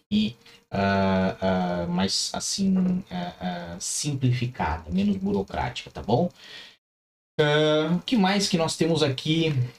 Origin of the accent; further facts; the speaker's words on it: Curitiba, Paraná, Brazil; moved away as an adult; now in Portugal; foi lá pra minha cidade, foi pra Curitiba